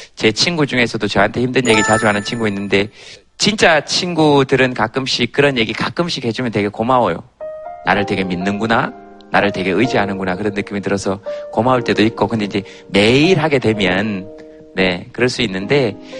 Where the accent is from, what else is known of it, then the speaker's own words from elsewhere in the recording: Gyeongsang, South Korea; moved away; also born or lived in Seoul; 경상도 사람으로서는